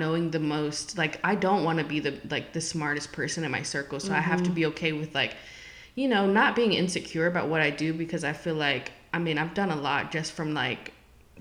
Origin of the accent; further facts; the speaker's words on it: Richmond, Virginia, United States; moved away; my hometown where I grew up. For the Three Trap District in Richmond, Virginia